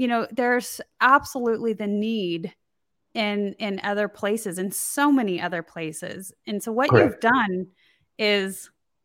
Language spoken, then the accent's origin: English; United States; I grew up here in the United States